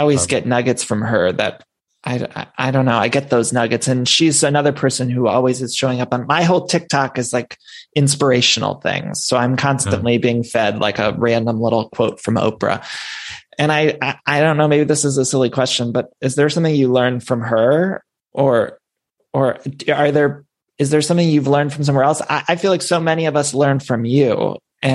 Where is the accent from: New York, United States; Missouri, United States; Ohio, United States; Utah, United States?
Ohio, United States; Solon; also born or lived in Akron, Ohio; I grew up in Ohio